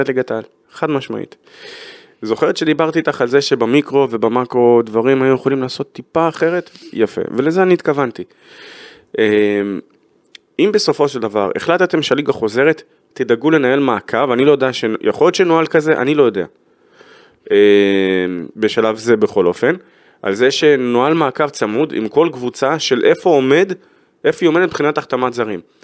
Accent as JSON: {"language": "Hebrew", "country": "Israel", "said": "אנחנו כישראלים"}